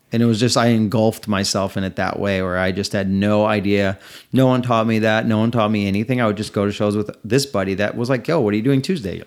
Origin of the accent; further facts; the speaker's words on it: Des Plaines, Illinois, United States; I am from right outside Chicago, Illinois, in the suburb of Des Plaines, where O'Hare is.